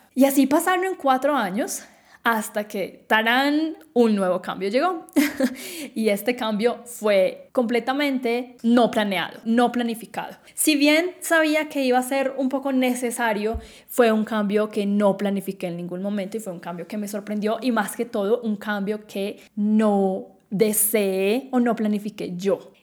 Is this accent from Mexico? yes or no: no; Quindío, Colombia; moved away as an adult; yo nací en Colombia, en el departamento más chiquito del país, el Quindío, eh, en una ciudad cafetera donde todo el mundo conocía a todo el mundo